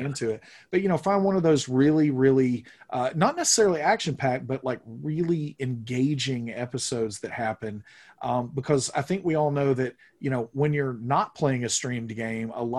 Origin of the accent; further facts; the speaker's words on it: the Bible Belt, United States; I grew up here in the Bible Belt